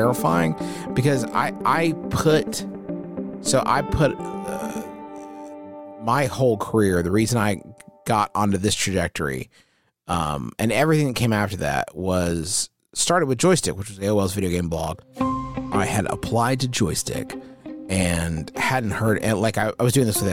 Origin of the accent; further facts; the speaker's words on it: Huntington, West Virginia, United States; It's my hometown here in Huntington, West Virginia